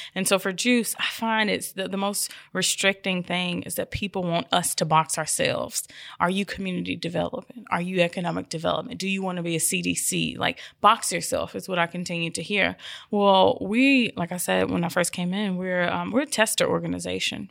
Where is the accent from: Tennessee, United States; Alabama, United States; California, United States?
Tennessee, United States; Memphis; moved away; I'm from Orange Mountain. And so I returned home five years ago